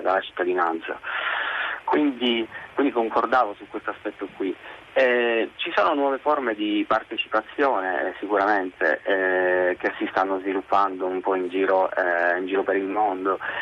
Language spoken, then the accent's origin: Italian; Italy; moved away; also born or lived in Dublin, Ireland / London, United Kingdom; ci tengo tantissimo al mio paese